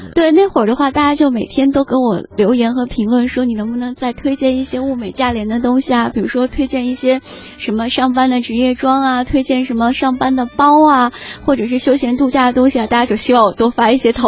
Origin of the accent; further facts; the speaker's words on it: Gansu, China; moved away as an adult; also born or lived in Qingdao; now in Beijing, China; 我是甘肃人， 甘肃人， 嗯， 到北京来上学。